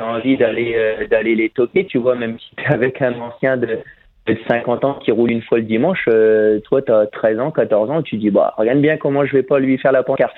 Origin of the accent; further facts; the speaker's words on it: Picardy, Hauts-de-France, France; je suis picard